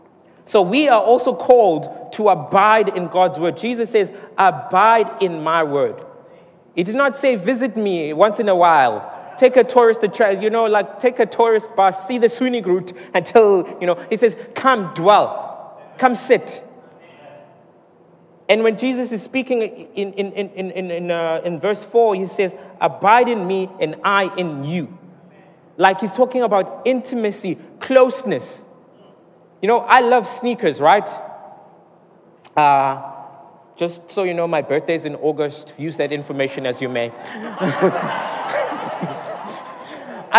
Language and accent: English; Mooi River, KwaZulu-Natal, South Africa; now in Durban, South Africa; I come from Moy River. So I grew up there